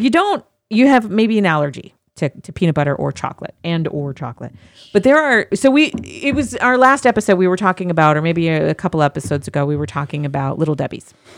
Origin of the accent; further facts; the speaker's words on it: Midwest, United States; moved away; I grew up in the Midwest